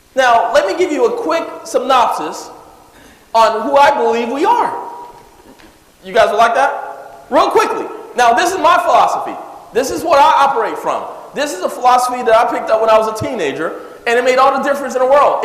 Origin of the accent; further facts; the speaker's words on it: California, United States; also born or lived in Jackson, Mississippi; I moved to California when I was seven years old. We moved into the ghetto area.